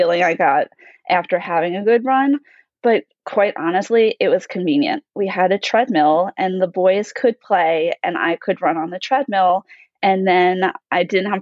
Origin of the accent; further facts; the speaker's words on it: New York, United States; moved away; I'm originally from New York